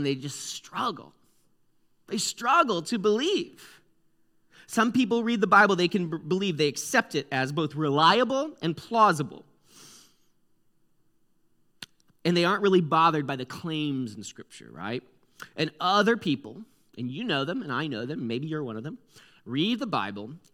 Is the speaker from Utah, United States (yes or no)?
no; Connecticut, United States; I'm from the East Coast, guys. You should have known. I'm from Connecticut.